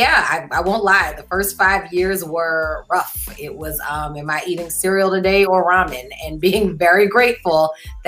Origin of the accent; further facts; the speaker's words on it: New Orleans, Louisiana, United States; moved away as an adult; also born or lived in New York; I am born and bred in New Orleans. I finished high school at Ursuline Academy